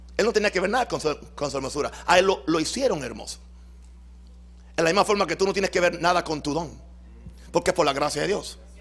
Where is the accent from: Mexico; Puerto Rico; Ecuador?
Puerto Rico; mi mamá me parió en Puerto Rico?